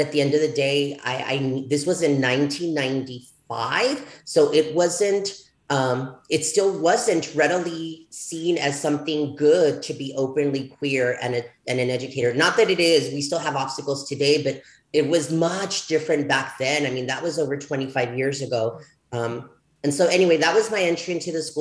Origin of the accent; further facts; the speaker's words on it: El Paso, Texas, United States; also born or lived in Ciudad Juarez, Chihuahua, Mexico; I returned back to El Paso, Texas, because as you know, I'm from El Paso, Texas, Ciudad Juarez, Chihuahua